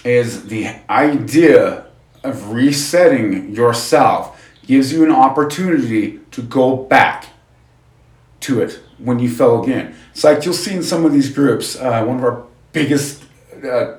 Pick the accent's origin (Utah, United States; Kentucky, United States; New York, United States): Utah, United States; we're from Utah, so we have two Independence Days pretty much.